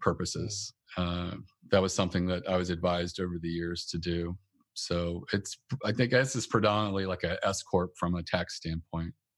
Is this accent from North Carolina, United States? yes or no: yes; North Carolina, United States; moved away as an adult; also born or lived in Northern Virginia / Washington, D.C. area; I'm originally from North Carolina, and that's where I moved up to the D C area.